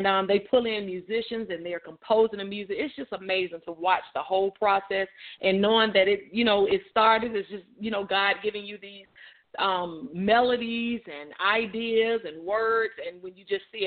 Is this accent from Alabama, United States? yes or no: yes; Montgomery, Alabama, United States; now in Birmingham, United States; I'm originally from Montgomery, Alabama